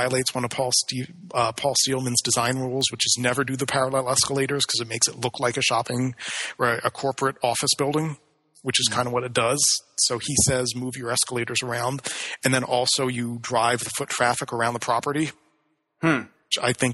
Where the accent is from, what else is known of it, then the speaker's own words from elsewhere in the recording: Atlantic City, New Jersey, United States; growing up in Atlantic City